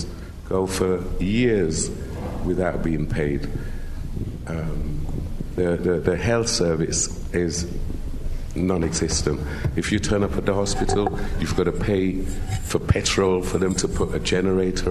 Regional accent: Sierra Leone; I'm from Sierra Leone, but I've been back at least a year or so.

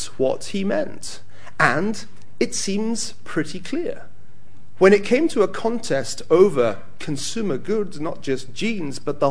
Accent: United Kingdom; as a Brit

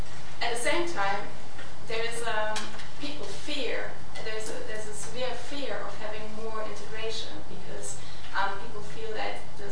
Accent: Germany; English is a second language; I'm from Germany.

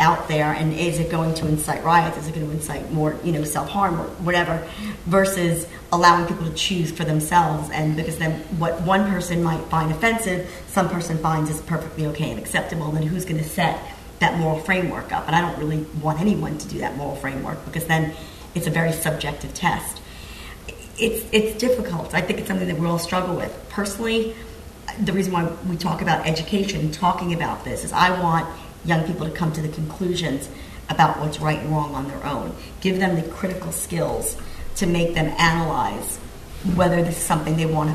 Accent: United States; as an American

